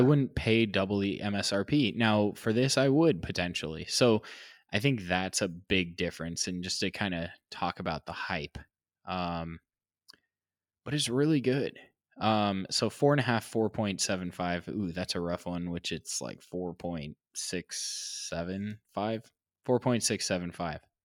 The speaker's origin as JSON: {"language": "English", "region": "California", "country": "United States", "said": "I'm a Californian"}